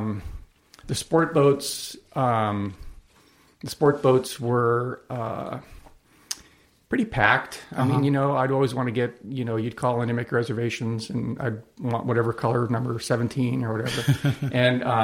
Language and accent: English; Buena Park, California, United States; also born or lived in La Palma, California; I grew up in Buena Park, but I lived in La Palma, went through my teenage years